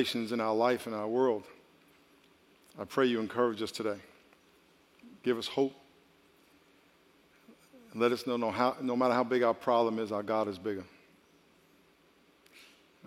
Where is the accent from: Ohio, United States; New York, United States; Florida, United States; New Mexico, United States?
New York, United States; I grew up in New York